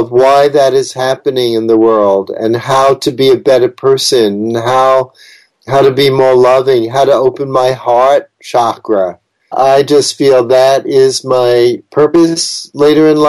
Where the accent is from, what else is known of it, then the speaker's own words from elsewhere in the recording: New York City, New York, United States; I was born in New York City, so I'm a very city-oriented person, and I love big cities